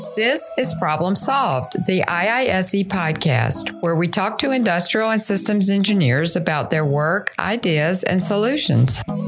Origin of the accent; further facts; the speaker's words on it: Canada; being a Canadian